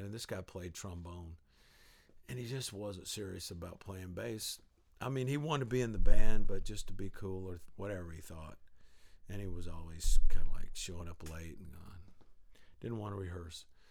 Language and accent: English; the South, United States; I grew up in the South